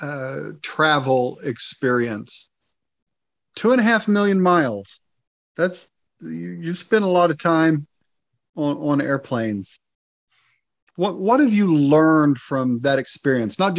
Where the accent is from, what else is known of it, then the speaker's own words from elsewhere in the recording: United States; As an American